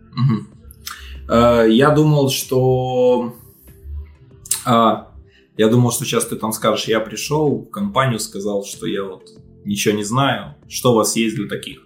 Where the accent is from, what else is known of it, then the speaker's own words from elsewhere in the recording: Belarus; Я сам из Беларуси